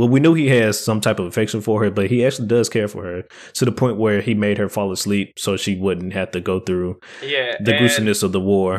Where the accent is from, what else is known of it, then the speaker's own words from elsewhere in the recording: United States; And as we all know, we are American. We are not French.